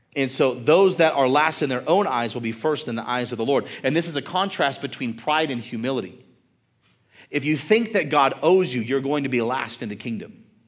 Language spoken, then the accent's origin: English; United States; Our American mindset